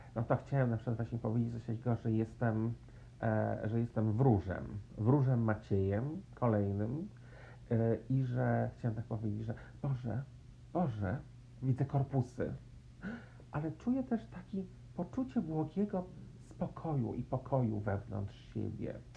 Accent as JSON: {"language": "Polish", "town": "Warsaw", "region": "Masovian Voivodeship", "country": "Poland", "tie": "born or raised there", "moved": "yes", "said": "że się urodziłam w Warszawie, że w Polsce, że chodziłam do szkoły e, podstawowej i średniej"}